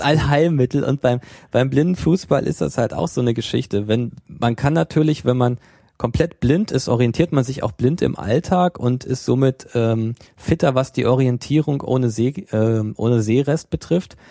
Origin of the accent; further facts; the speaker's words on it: Germany; bei uns in Deutschland